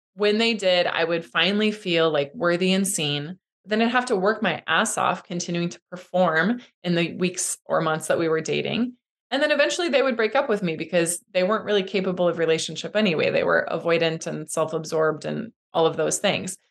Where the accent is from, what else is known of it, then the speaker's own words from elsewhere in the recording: Midwest, United States; I grew up in the Midwest